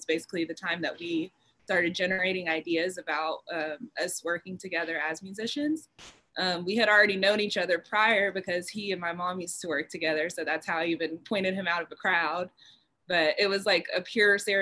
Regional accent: Cobb County, metro Atlanta, Georgia, United States; I grew up in the metro area. So if you're from out of town, I'd say I was from Atlanta, but I grew up in Cobb County.

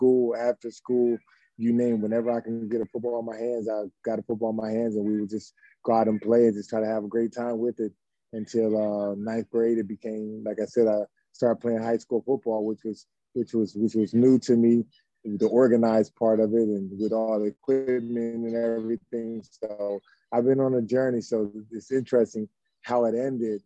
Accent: Camden, New Jersey, United States; we grew up in Camden, New Jersey

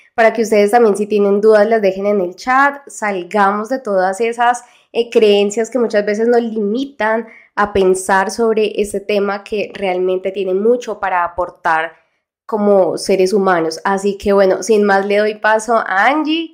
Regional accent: Colombia; acá en mi país

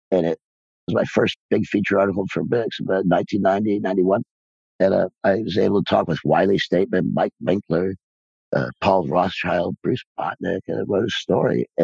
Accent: Ireland; Film is also, and I'm Irish.

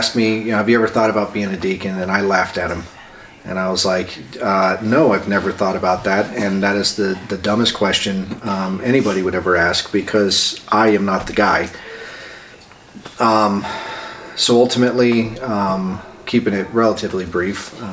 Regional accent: Albuquerque, New Mexico, United States; moved away as an adult; also born or lived in California / Phoenix; now in Denver, United States; I was born in California, grew up in Albuquerque, New Mexico, came here in 1994 to Regis University

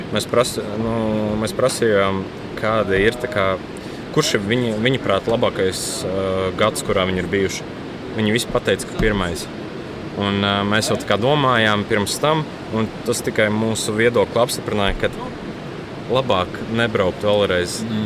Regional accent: Latvia; mēs esam vienīgie latvieši.

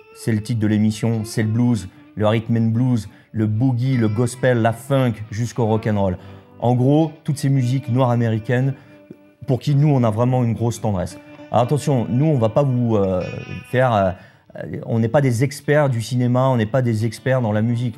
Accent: France; on est français

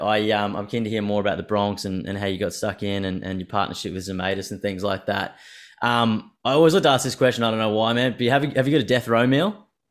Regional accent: Brisbane, Queensland, Australia; moved away; I'm from Brisbane initially

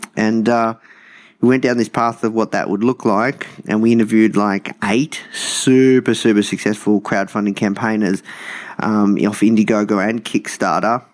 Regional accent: Melbourne, Victoria, Australia; I grew up uh, in hometown Melbourne, uh, in the suburbs or the burbs

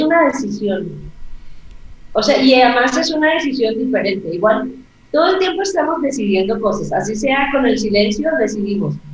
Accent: Colombia; el indicativo aquí en mi país, que es más 57

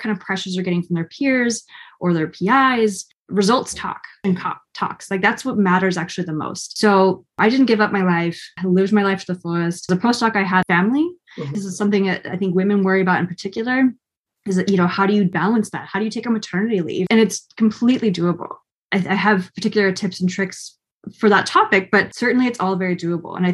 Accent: Oregon, United States; moved away; I'm from Oregon originally, which is, you know, the west side of the United States, with lots of mountains and forests. And so I grew up camping and hiking.

